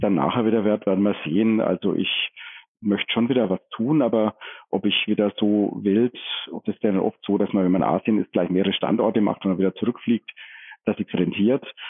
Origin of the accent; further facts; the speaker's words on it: Franconia, Bavaria, Germany; also born or lived in Forchheim; als Franke